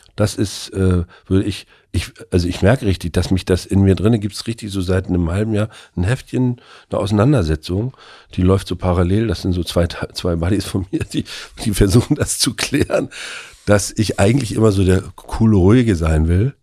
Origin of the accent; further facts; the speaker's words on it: Mecklenburg-Vorpommern, Germany; ich bin ja nur auch in der DDR groß geworden